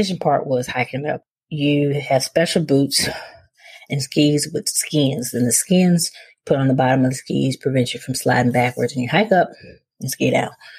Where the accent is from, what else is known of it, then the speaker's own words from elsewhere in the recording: Mississippi, United States; moved away as an adult; also born or lived in Charlotte, North Carolina; growing up in Mississippi, which is where I'm from